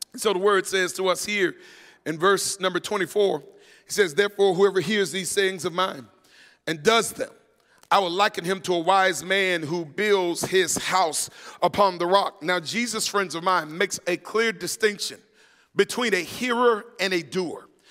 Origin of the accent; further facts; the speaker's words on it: Florida, United States; growing up in Florida